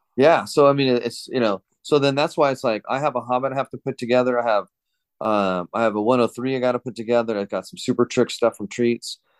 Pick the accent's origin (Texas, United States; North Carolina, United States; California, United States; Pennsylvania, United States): California, United States; Southern; now in Fresno, United States; I'm in Fresno now. I grew up in Southern California, but I'm in, uh, Central California